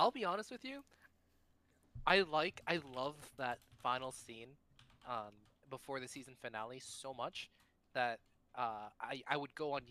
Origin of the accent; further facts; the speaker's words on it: Bulgaria; So at first, I grew up poor in Bulgaria.